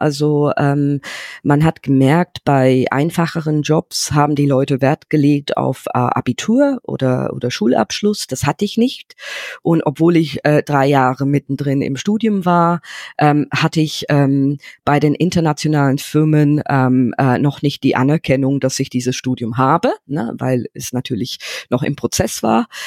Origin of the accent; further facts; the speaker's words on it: London, United Kingdom; German is a second language; moved away as an adult; now in Germany; ich bin in London aufgewachsen